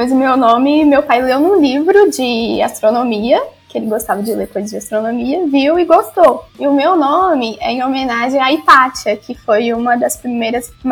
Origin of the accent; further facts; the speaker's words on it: Minas Gerais, Brazil; accent: mineiro; Então, não sabia que eu tinha um sotaque tão mineiro assim, tão forte.